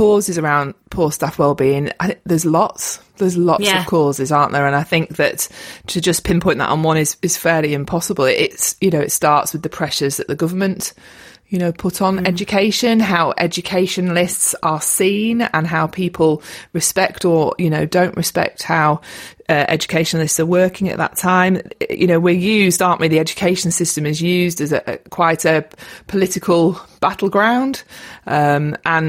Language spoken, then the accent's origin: English; Lake District, North West England, United Kingdom; moved away as an adult; also born or lived in London; I'm from the Lake District, born and bred, and I've come home